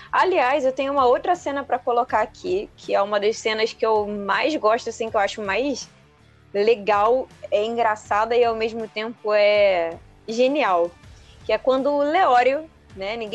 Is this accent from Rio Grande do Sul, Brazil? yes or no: no; Rio de Janeiro, Brazil; Eu sou do Rio, mas assim, onde eu moro tá muito quente.